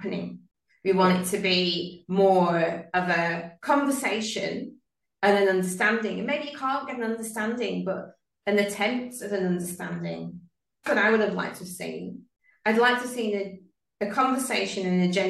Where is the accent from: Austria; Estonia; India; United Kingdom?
United Kingdom; now in Sydney, Australia; Actually, I'm from the UK. I was born there.